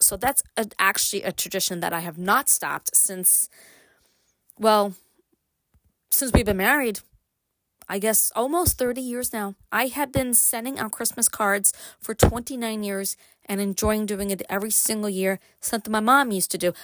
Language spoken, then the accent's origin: English; Brooklyn, New York, United States; now in upstate New York, United States; I grew up in Brooklyn